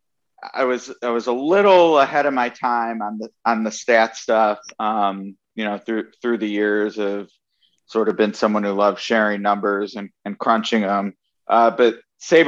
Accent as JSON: {"language": "English", "town": "Cleveland", "region": "Ohio", "country": "United States", "tie": "born or raised there", "said": "I grew up in Cleveland"}